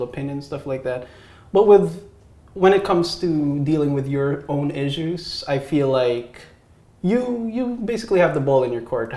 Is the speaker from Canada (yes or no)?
no; Philippines; moved away as an adult; now in United States; I was born in the Philippines